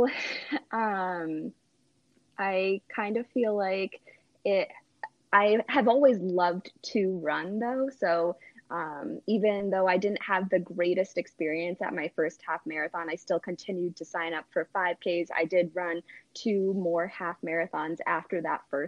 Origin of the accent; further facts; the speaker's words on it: Connecticut, United States; moved away as an adult; now in New Hampshire, United States; I grew up in Connecticut originally